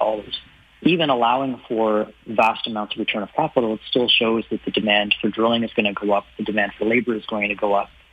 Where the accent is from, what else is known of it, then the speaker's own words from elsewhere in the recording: Ottawa, Ontario, Canada; now in Toronto, Canada; I grew up in, I was born in Ottawa, I live in Toronto